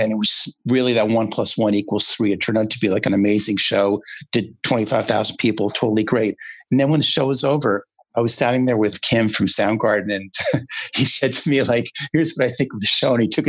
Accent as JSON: {"language": "English", "town": "Toronto", "region": "Ontario", "country": "Canada", "tie": "born or raised there", "said": "growing up in Toronto"}